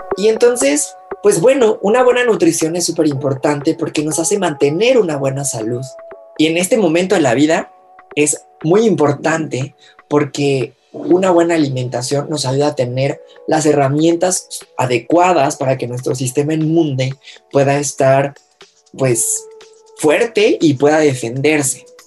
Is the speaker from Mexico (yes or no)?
yes; Mexico; todos como mexicanos mexicanos que somos